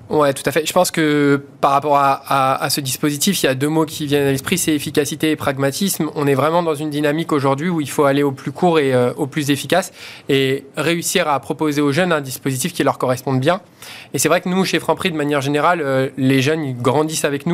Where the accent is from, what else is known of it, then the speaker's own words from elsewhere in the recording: Vitry-sur-Seine, Île-de-France, France; j'ai grandi à Vitry-sur-Seine